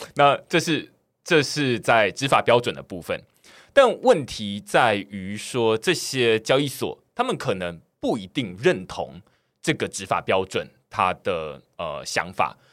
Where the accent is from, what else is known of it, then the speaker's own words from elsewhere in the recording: Taiwan; 我自己身为台湾人